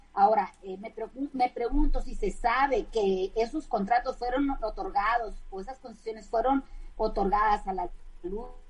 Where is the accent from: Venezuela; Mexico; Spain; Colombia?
Mexico; a los mexicanos nos llegue más barato el recibo de la luz